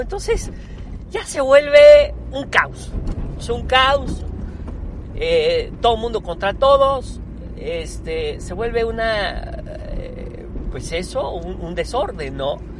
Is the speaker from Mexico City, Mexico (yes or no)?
no; Puebla, Mexico; yo tengo 47 años de vivir en México, siempre soy, soy poblano, soy mexicano, orgullosamente mexicano. Eh, siempre he vivido en este hermoso país